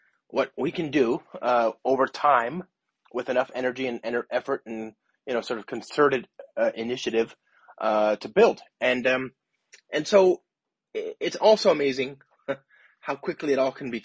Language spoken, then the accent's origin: English; Los Angeles, California, United States; now in San Francisco, United States; I live in San Francisco, but I'm from Los Angeles